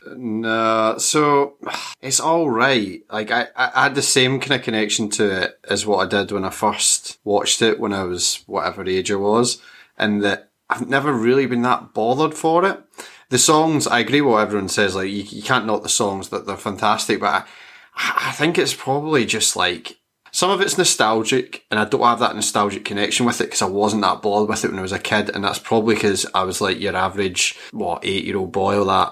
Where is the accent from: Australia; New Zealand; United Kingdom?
United Kingdom; Scotland; I'm Scottish